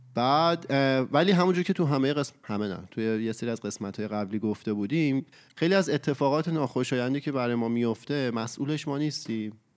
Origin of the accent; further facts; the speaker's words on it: Iran; moved away as an adult; now in Canada; سه سال و نیمه پیش که من از ایران اومدم کانادا